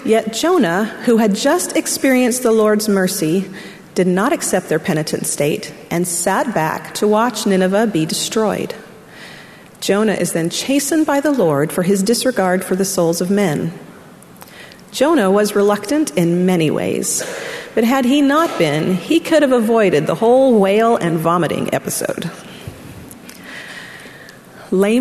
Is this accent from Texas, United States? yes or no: no; Orem, Utah, United States; moved away as an adult; also born or lived in Arkansas; I grew up in Orem, Utah, and immediately went to college in Arkansas.